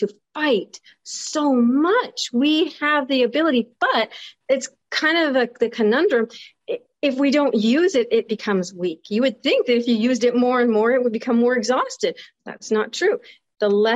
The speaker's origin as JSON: {"language": "English", "country": "United States", "tie": "born or raised there", "said": "I grew up in the United States"}